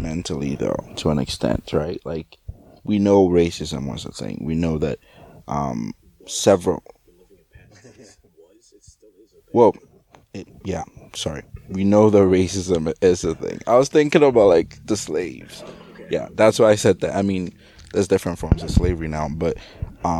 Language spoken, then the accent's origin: English; Ghana; I'm not American, like, I'm Ghanaian